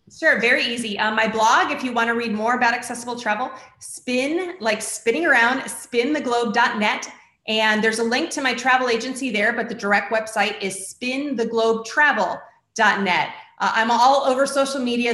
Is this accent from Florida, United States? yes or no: yes; Florida, United States; is my home state. I've lived here for most of my life